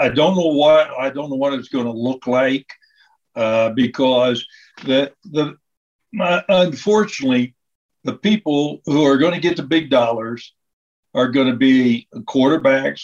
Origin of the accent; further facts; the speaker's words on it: Lancaster, Ohio, United States; I came from Lancaster